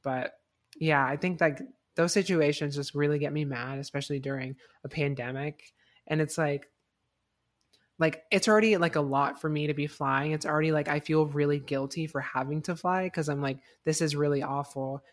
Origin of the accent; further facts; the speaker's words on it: Fort Myers, Florida, United States; moved away; where I grew up, like, my, like, my high school was, like, complete, like, very, like, and conservative.